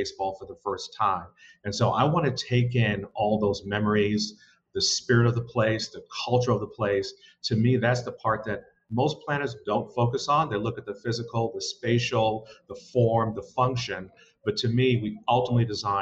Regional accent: New York City, New York, United States; born and bred in New York, grew up in Brooklyn, not far from Prospect Park

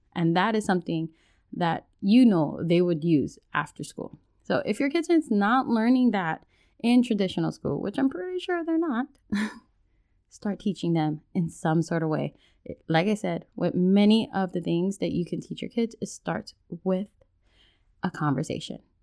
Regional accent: Hawaii, United States; now in mainland United States; as a Hawaiian, moving from Hawaii to the mainland

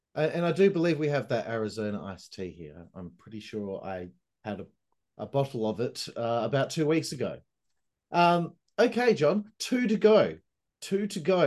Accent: Perth, Western Australia, Australia; I'm from Perth, Western Australia, which uh, is known as the most isolated city in the world.

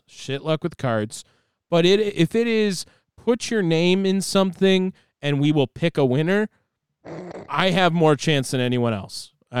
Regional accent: Maryland, United States; born there; Right, I was born in 1985 in Maryland.

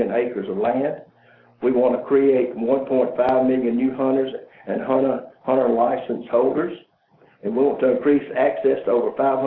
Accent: Georgia, United States; also born or lived in Moultrie, Georgia; I'm from Georgia

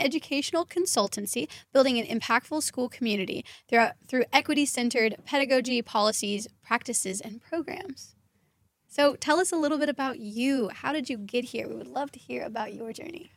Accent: Kentucky, United States; I'm from Kentucky, and we had worked with a high end barbershop in Kentucky

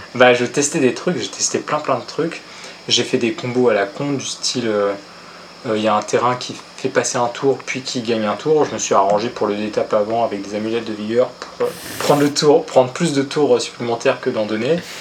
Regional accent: Paris, Île-de-France, France; moved away; also born or lived in Mont-de-Marsan; je suis parisien d'origine

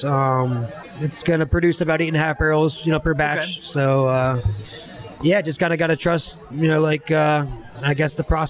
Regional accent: Edinboro, Pennsylvania, United States; I grew up in Edinburgh

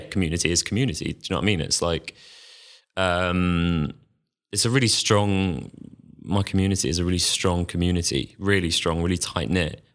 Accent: London, United Kingdom; also born or lived in Manchester; I'm from London, I, I went off to university in Manchester.

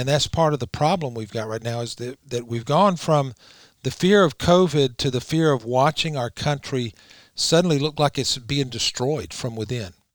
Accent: Georgia, United States; I'm from Georgia

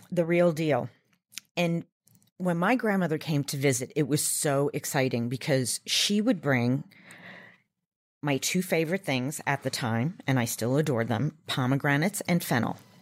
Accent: Long Island, New York, United States; I grew up on Long Island in New York

